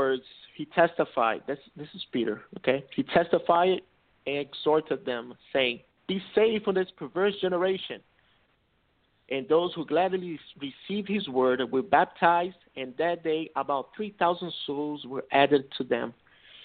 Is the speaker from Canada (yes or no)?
no; Brazil; first language Portuguese; English is a second language; now in Orlando, United States; I was born in Brazil, so I learned Portuguese. That's my first language, okay?